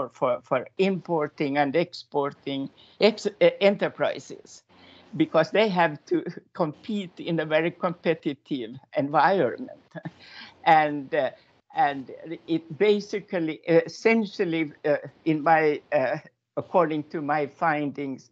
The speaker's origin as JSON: {"language": "English", "country": "Finland", "moved": "as an adult", "lives_now": "Denmark", "said": "I'm actually from Finland, and I moved to Denmark in the beginning of the 80s."}